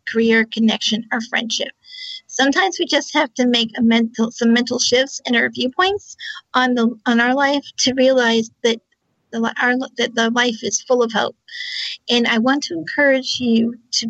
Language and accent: English; Charlottesville, Virginia, United States; I'm also from Charlottesville, Virginia, on the East Coast of the U.S.